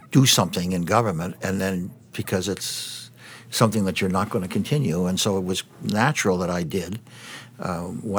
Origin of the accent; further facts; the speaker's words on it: Windsor, Ontario, Canada; I was born in Windsor, Ontario